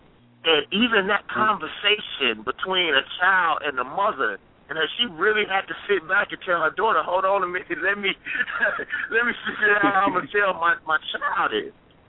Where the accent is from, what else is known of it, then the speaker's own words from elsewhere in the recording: Mississippi, United States; And I'm from Mississippi.